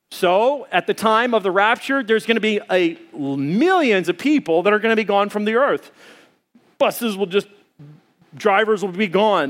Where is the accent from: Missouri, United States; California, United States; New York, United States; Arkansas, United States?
Arkansas, United States; now in Arizona, United States; I come from Arkansas, and there's Blanchard Springs there